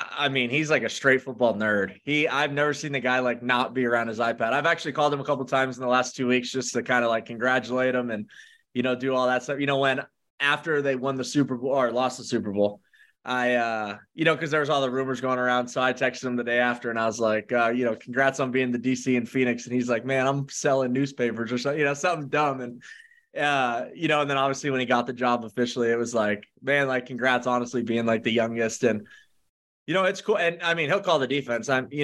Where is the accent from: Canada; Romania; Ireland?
Canada; And then I was drafted in the first round as a Canadian to go to Canada.